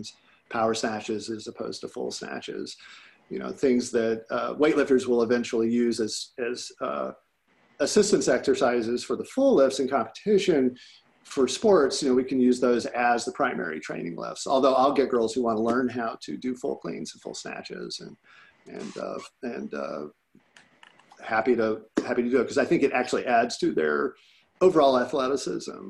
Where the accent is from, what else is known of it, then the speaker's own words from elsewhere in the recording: Illinois, United States; I grew up in Illinois.